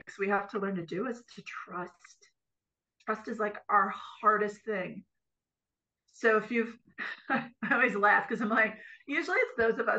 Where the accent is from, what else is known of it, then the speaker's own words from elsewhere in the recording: Green Bay, Wisconsin, United States; I'm from Green Bay originally.